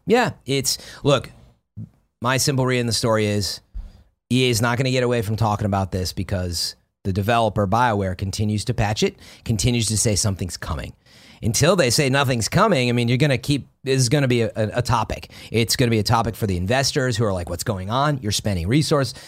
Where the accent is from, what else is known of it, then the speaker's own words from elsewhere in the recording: Chicago, Illinois, United States; moved away; I'm from Chicago.